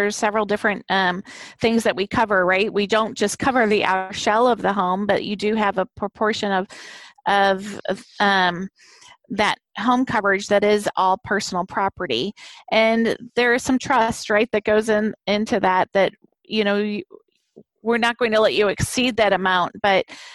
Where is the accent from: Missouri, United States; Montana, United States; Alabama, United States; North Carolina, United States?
Missouri, United States; Arnold; also born or lived in South County (St. Louis County), Missouri; I was born and raised in Jefferson County, just right across the river in Arnold there.